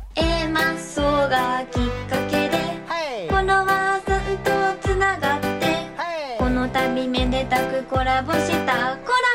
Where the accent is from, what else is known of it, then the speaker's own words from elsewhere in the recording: Kansai, Osaka, Japan; 今一度地元大阪・関西での知名度を上げるべく